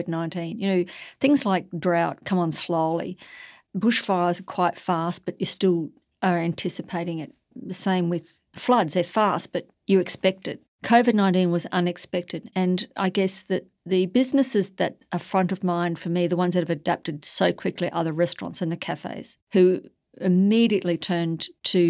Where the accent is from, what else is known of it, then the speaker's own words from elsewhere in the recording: Warwick, Queensland, Australia; moved away as an adult; also born or lived in New South Wales / South Australia; I stood for mayor in my local community back in my hometown, having been away for some 40 years